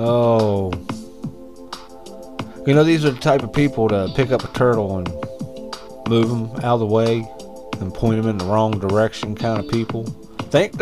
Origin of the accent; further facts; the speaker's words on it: West Virginia, United States; moved away; I'd have to go back to West by God, Virginia to run for some kind of office on people I know